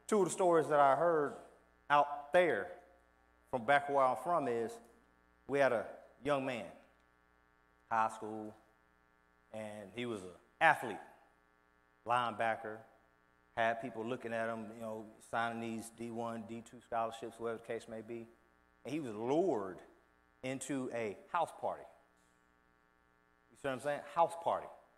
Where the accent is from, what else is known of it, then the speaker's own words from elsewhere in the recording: Houston, Texas, United States; moved away; I keep up with current affairs back where I'm from. I'm from Houston, Texas, east of that.